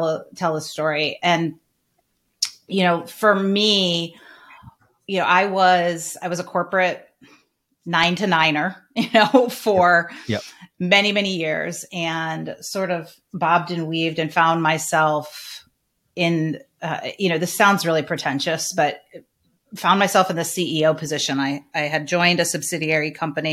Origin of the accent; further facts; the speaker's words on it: Northern Michigan, United States; I'm from Northern Michigan. My parents were teachers